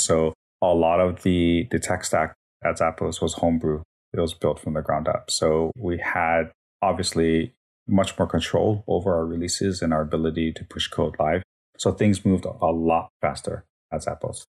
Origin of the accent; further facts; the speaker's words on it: Hawaii, United States; moved away as an adult; also born or lived in Las Vegas, Nevada / Minnesota; born and raised in Hawaii